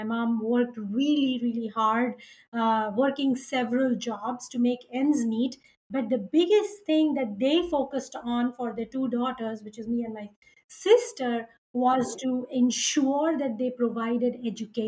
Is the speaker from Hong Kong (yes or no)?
no; India; I was born and brought up in India